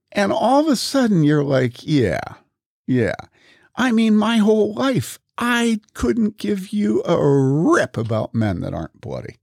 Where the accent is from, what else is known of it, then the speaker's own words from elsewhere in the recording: Wheaton, Illinois, United States; I grew up in Wheaton among evangelicals.